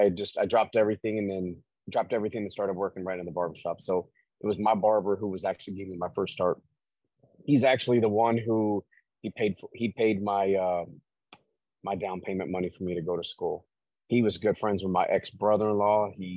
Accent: Tampa, Florida, United States; No, born and raised.

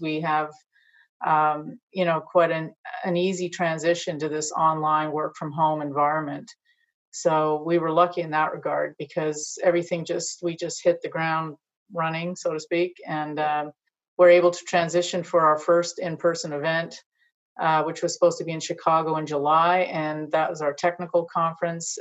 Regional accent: Montreal, Quebec, Canada; moved away as an adult; also born or lived in Ontario / Virginia; I grew up in Montreal

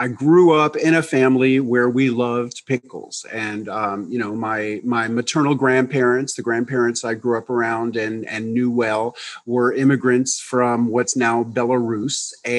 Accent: New York, United States; now in Tennessee, United States; in 1993, I moved from New York to rural Tennessee, and I got involved in keeping a garden. And I was such a naive city kid

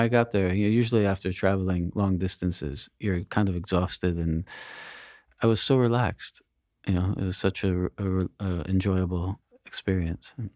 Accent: United States; I grew up near New York City

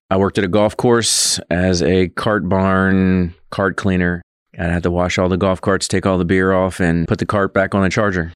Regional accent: Georgia, United States; moved away as an adult; now in Manhattan, Kansas, United States; If you're coming from somewhere like myself, the South

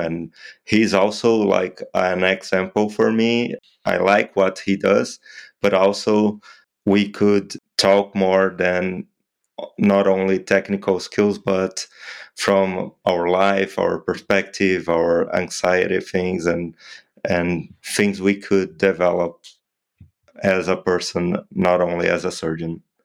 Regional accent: Brazil; I'm an orthopedic trauma surgeon from Brazil. I practice in Londrina

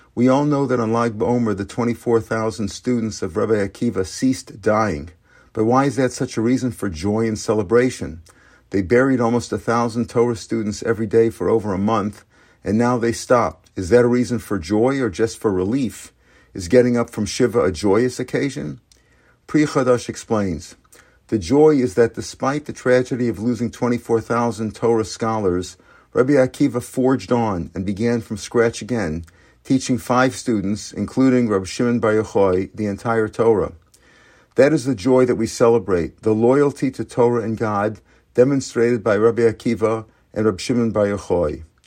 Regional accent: St. Louis, Missouri, United States; moved away; my hometown Cardinals

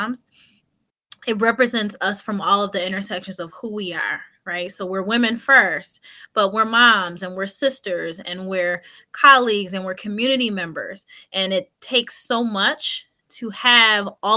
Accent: Buffalo, New York, United States; moved away as an adult; now in New Jersey, United States; I'm a transplant from Buffalo, New York. Or he and I both are. I was a young girl. I was 20 years old

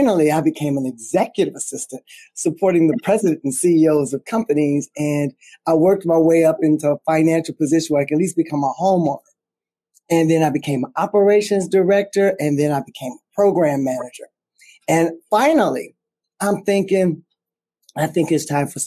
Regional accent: Chicago, Illinois, United States; I'm from Chicago

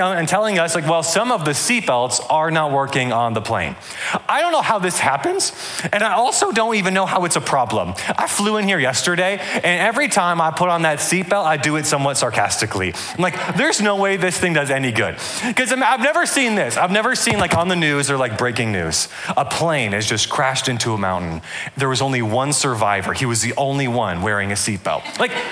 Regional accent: Atlanta, Georgia, United States; also born or lived in Michigan; I'm from Atlanta, Georgia

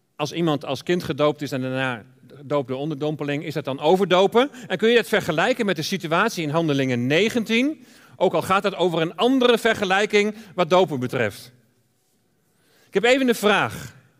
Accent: Deventer, Overijssel, Netherlands; moved away; Wij komen oorspronkelijk uit Deventer

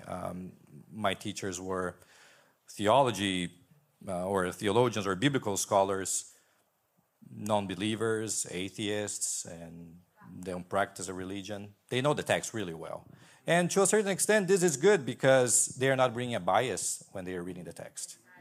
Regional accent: Brazil; also born or lived in Boston, Massachusetts; now in Redlands, United States; I'm originally from Brazil.

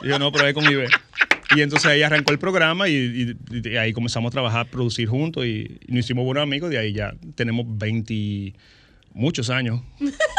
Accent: San Francisco de Macorís, Duarte, Dominican Republic; also born or lived in Santo Domingo; Yo soy de San Francisco Macorís

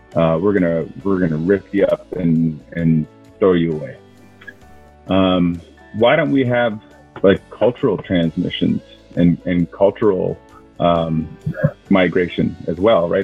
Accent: Keweenaw Bay Indian Community, Michigan, United States; I'm from the Keweenaw Bay Indian community

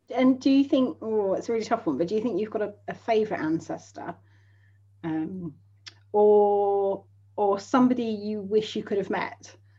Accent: southern England, United Kingdom; I'm a real southern fairy.

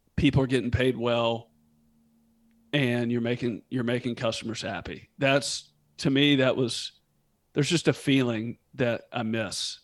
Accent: Memphis, Tennessee, United States; also born or lived in Northern California; was born and raised in Memphis and lived here

